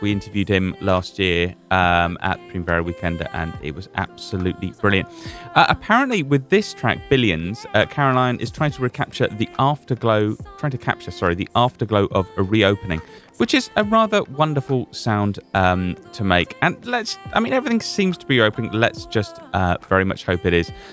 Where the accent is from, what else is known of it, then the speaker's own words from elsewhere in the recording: Scotland, United Kingdom; I'm Scottish.